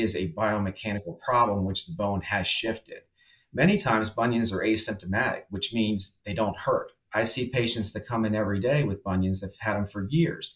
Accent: Salisbury, Maryland, United States; moved away as an adult; also born or lived in Miami, Florida / Denver, Colorado; I grew up in Salisbury, Maryland

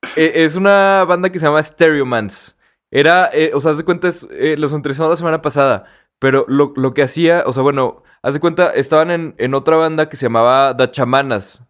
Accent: Torreón, Coahuila, Mexico; somos de Torreón, ¿no? Y que aquí no hay tanto tráfico

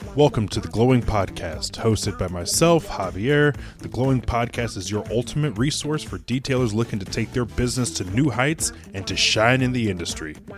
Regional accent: Indiana, United States; I am in the Midwest. I'm from Indiana.

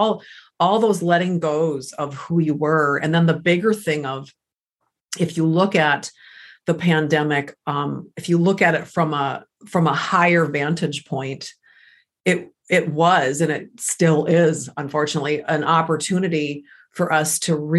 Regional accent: United States; English is a second language; I am first generation American. English is my second language

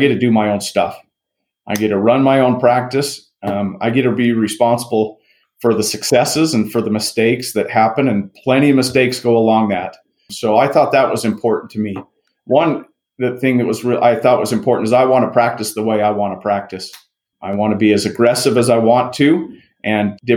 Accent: Rigby, Idaho, United States; I'm actually from Rigby, Idaho

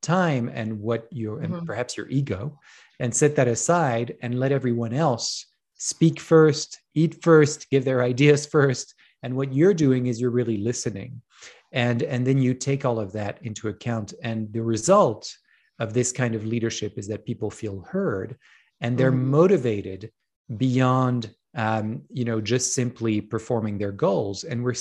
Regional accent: France; moved away; I grew up in France

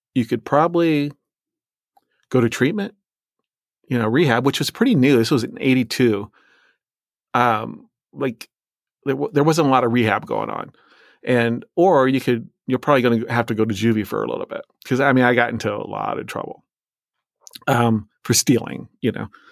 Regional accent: Illinois side, United States; also born or lived in Iowa; I was born in Iowa, a state where I've never lived, and I say that because we lived in this p-, place called the Quad Cities, which it straddles the river in Illinois and Iowa, so I lived on the Illinois side

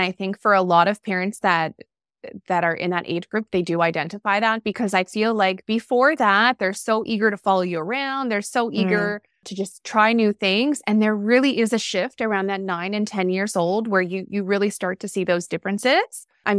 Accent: Montreal, Quebec, Canada; I'm originally from Montreal, Quebec.

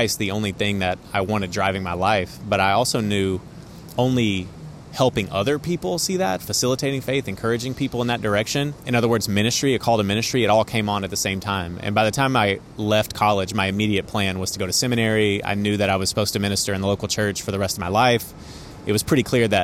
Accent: East Texas, United States; moved away as an adult; also born or lived in Fort Worth, Texas; now in New York City, United States; I grew up initially in East Texas

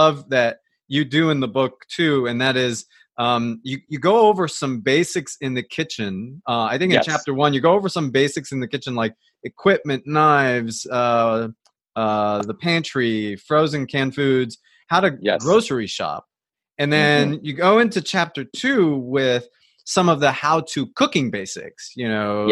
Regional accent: New Jersey, United States; also born or lived in Colombia; now in Atlanta, United States; I grew up in New Jersey, but I moved to Atlanta.

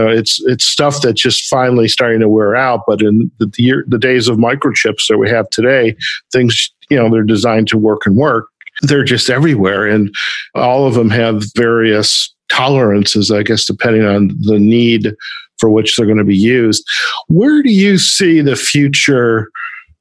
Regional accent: Detroit, Michigan, United States; moved away; Just coming back from my hometown in Detroit

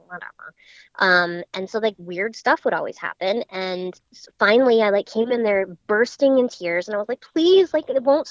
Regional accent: Boston, Massachusetts, United States; also born or lived in Wellesley, Massachusetts; I was raised in Boston, Massachusetts

